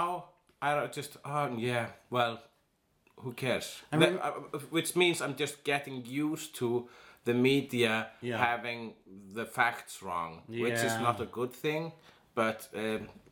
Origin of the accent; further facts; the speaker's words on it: Iceland; I am an Icelandic